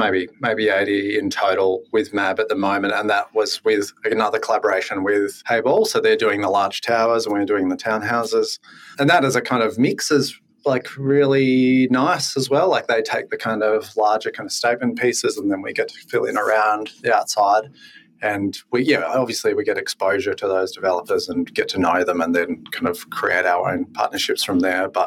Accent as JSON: {"language": "English", "area": "Yackandandah", "region": "northeast Victoria", "country": "Australia", "also_born_or_lived": "Tasmania", "said": "I'm from Yarkandanda, like northeast Victoria."}